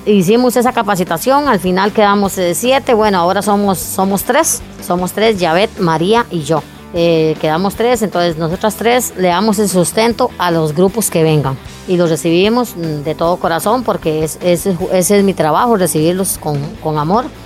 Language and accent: Spanish; Puriscal, San José, Costa Rica; aquí nacimos y aquí morimos, porque es eh, verdad, somos puriscaleños 100% y zapatoneños